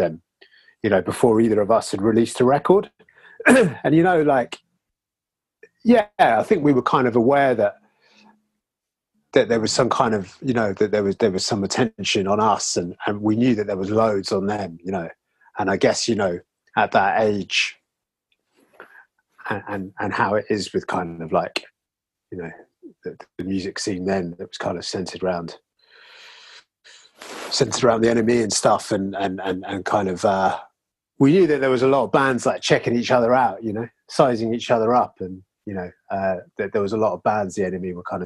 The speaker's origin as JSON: {"language": "English", "region": "London", "country": "United Kingdom", "also_born_or_lived": "Brighton", "moved": "as an adult", "said": "I was always from London, and I lived in Brighton for 10 years."}